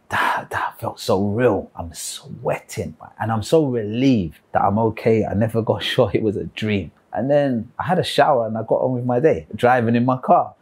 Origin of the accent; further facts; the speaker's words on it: London, United Kingdom; I was born and raised in London, the United Kingdom, and I was raised as a Christian. Spent most of my childhood in South London on a council estate